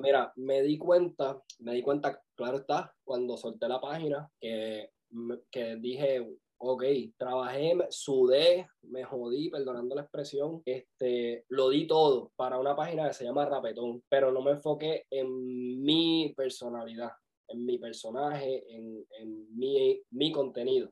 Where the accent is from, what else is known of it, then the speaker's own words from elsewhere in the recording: Vega Baja, Puerto Rico; now in Orlando, United States; vivo en Orlando, nacido y criado en Puerto Rico, en el campo de Vega Baja